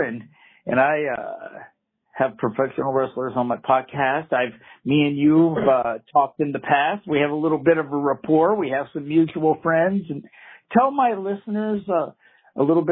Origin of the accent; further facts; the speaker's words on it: Dallas, Texas, United States; moved away; the Metroplex is my hometown